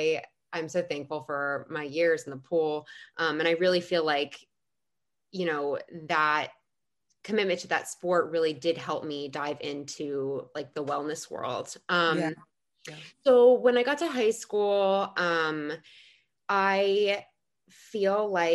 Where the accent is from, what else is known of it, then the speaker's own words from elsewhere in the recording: New Jersey, United States; I grew up in New Jersey